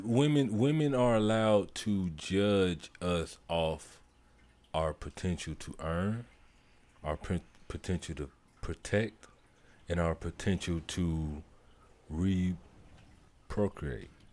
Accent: St. Petersburg, Florida, United States; I am originally born and raised in St. Petersburg, Florida

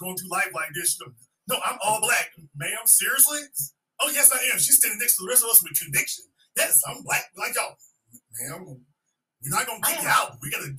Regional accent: Shreveport, Louisiana, United States; know that New Orleans is just a little island down there in the bottom corner of Louisiana, because I'm from Shreveport, Louisiana.

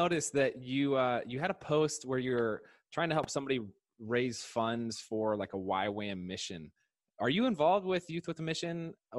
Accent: Indianapolis, Indiana, United States; Yeah, so I grew up in Indianapolis.

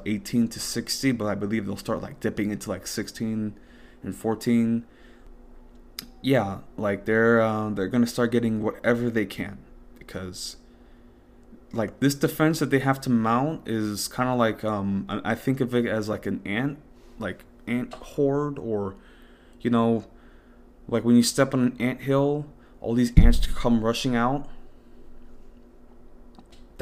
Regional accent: United States; also born or lived in Dominican Republic (ancestry); I'm an American

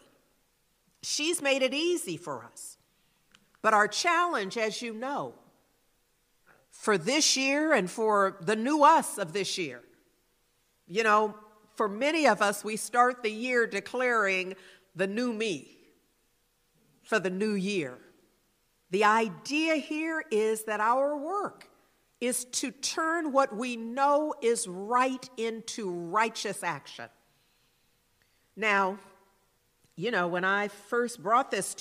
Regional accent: Berkeley, California, United States; I'm a Berkeley girl. I am literally from Berkeley. Grew up in Berkeley

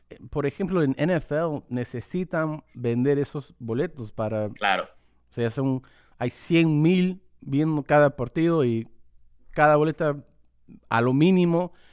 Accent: New York, United States; born there; desde Nueva York yo también tengo em, madre latina, nací aquí en Estados Unidos, pero ella viene de República Dominicana.

